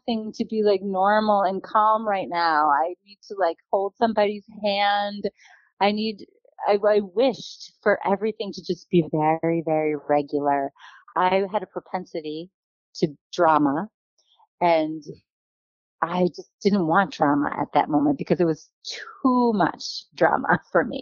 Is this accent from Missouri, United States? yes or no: no; Boston, Massachusetts, United States; moved away as an adult; also born or lived in Iowa; now in Kirkland, United States; Boston girl